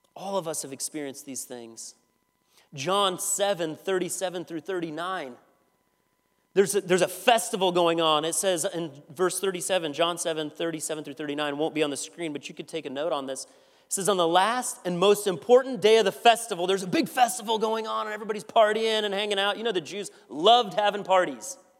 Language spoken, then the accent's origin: English; Iowa, United States; I'm from Iowa.